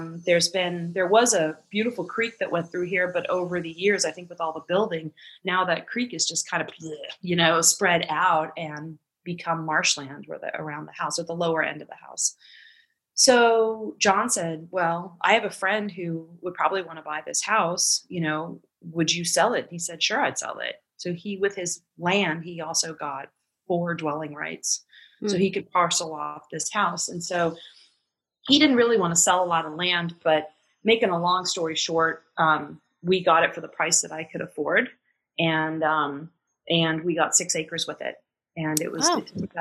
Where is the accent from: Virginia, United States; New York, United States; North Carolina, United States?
Virginia, United States; Arlington; moved away; also born or lived in Texas; I grew up in Arlington, Virginia, which is about an hour from here.